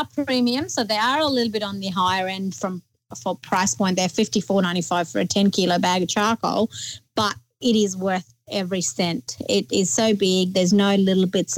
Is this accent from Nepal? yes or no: yes; Nepal; now in Townsville, Australia; growing up in Nepal